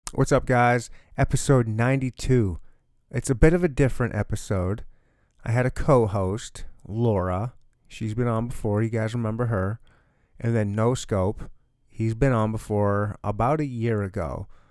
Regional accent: Michigan, United States; now in Kansas City, United States; I'm from Michigan

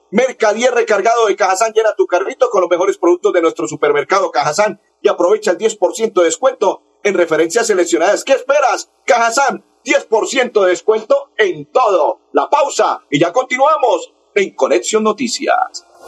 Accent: Colombia; soy colombiano

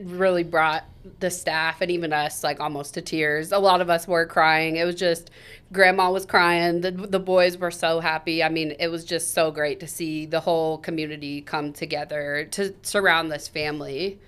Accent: Topeka, Kansas, United States; I was born and raised here in Topeka

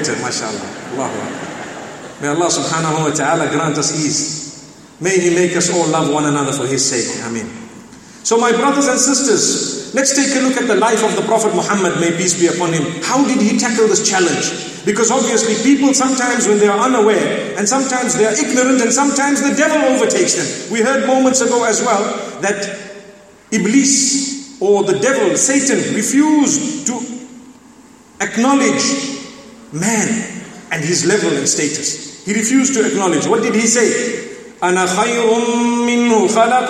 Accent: Zimbabwe; I hold a nationality that is African. And I am proud of being a Zimbabwean

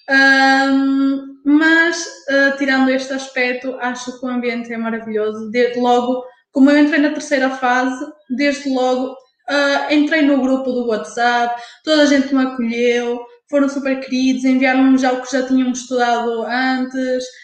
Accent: Porto, Norte, Portugal; Eu sabia, mas eu sou do Porto

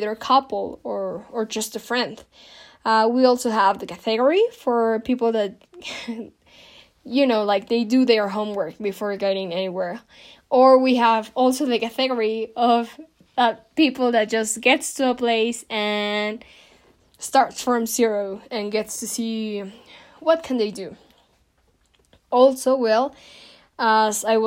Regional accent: Mexico; I'm from Mexico

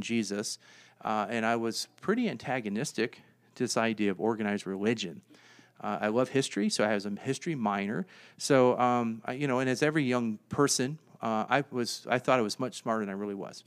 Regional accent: Virginia, United States; moved away as an adult; now in Fort Collins, United States; I'm from Virginia.

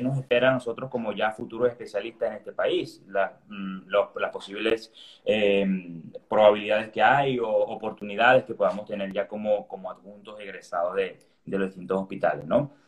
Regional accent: Venezuela; moved away as an adult; now in Seville, Spain; soy venezolano

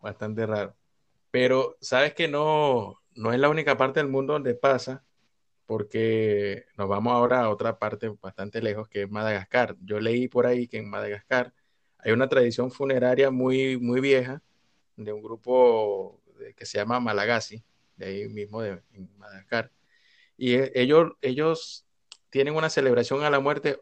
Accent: Venezuela; nosotros como venezolanos

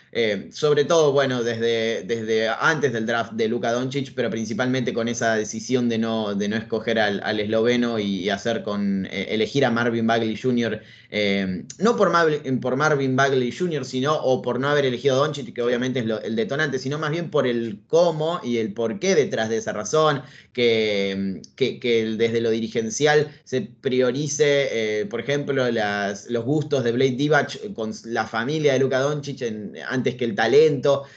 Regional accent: Argentina; soy periodista argentino, nací en Argentina, vivo en Argentina de hecho

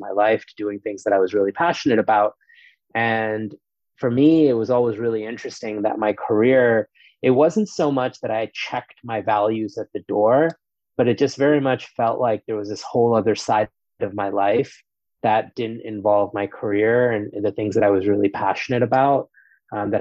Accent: New York City, New York, United States; also born or lived in India; I grew up in New York City. I'm originally from India, but moved to the States when I was four, and grew up in New York City and in New York State

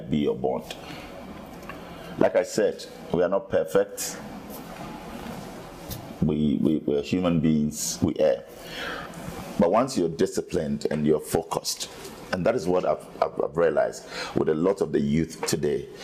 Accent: Ghana; I said, I'm from Africa. I'm from Ghana

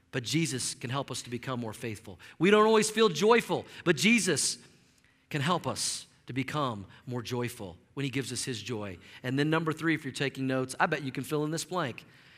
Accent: Tulsa, Oklahoma, United States; accent: Okie; moved away as an adult; now in Colorado, United States; I grew up in Tulsa, Oklahoma. I lived in the same house for 20 years.

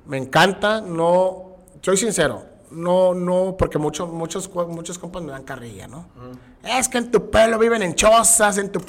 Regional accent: Tabasco, Mexico; accent: Tabasqueño; now in Tijuana, Mexico; lo que sí intenté, no al 100%, pero cambiar mi acento tabasqueño.

